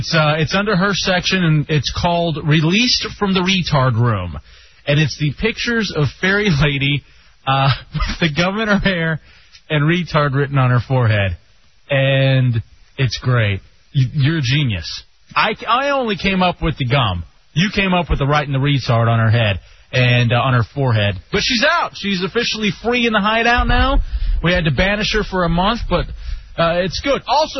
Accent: Texas, United States; I was like, no, I'm from Texas. And he's like, you have that like sound.

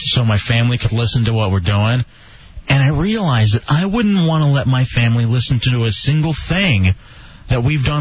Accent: Dallas, Texas, United States; now in Baltimore, United States; I am broadcasting live from Live 105.3 KLLI in Dallas, my hometown

